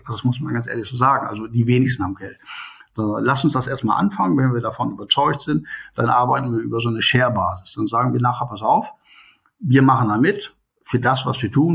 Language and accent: German; Hanover, Lower Saxony, Germany; moved away as an adult; also born or lived in India / Qatar; now in Bielefeld, Germany; ich komme eigentlich aus Hannover, also mein Leben im Mittelpunkt war früher Hannover